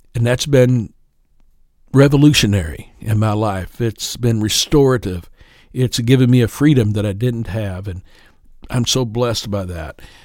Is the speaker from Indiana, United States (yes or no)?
yes; Kendallville, Indiana, United States; also born or lived in Prestonsburg, Kentucky / Floyd County, Kentucky; I was raised in Kendallville, Indiana, went to school at East Noble High School